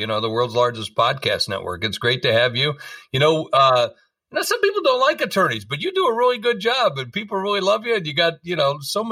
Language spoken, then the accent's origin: English; South Dakota, United States; I'm from South Dakota